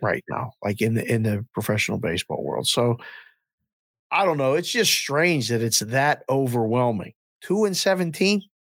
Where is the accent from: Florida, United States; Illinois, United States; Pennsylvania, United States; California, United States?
Pennsylvania, United States; Pittsburgh; I grew up in the Civic Arena going to games, we were twelve years old